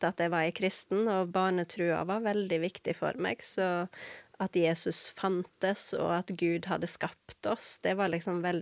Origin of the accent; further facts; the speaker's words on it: Vestland, Norway; Jeg er jo ikke haugesunder. {S0} Nei. Ikke, {S1} nei. Så jeg, jeg, pleier ofte å si at jeg er en sogning som har forvilla meg, og underveis mista dialekta.